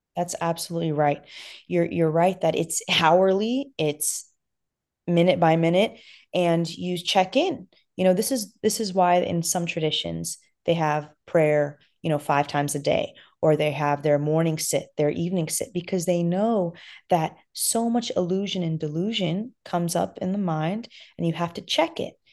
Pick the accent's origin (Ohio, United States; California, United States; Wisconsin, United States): California, United States; Los Angeles; originally, I'm from Afghanistan, but I was born and raised in Los Angeles